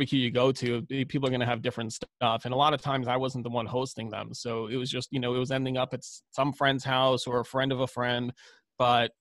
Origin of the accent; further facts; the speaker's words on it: New York City, New York, United States; growing up, I grew up in Brooklyn